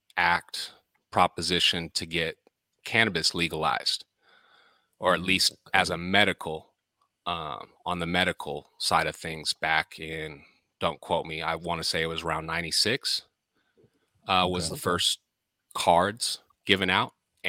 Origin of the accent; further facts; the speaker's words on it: Bay Area, California, United States; also born or lived in Maui; I'm originally from the Bay Area, born and raised.